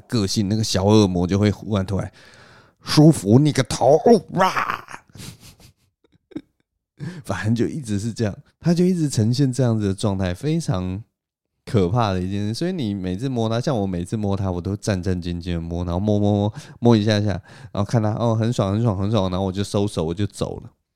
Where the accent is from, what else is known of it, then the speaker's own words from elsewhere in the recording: Taipei, Taiwan; moved away as an adult; now in Taoyuan, Taiwan; 台北市的房子，包括我的老家，都已经是四十年以上的房子了